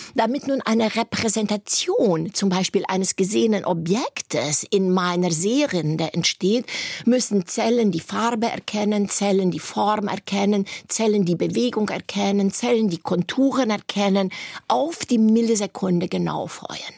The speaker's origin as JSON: {"language": "German", "town": "Hunedoara", "region": "Hunedoara County", "country": "Romania", "tie": "born or raised there", "also_born_or_lived": "near Sighișoara (Schäßburg), Romania", "moved": "as an adult", "lives_now": "Germany", "said": "da waren wir schon im Alter von vier Jahren, sind wir in, einen, in eine Stadt gezogen, wo sehr viel Industrie war, nach Hunedora"}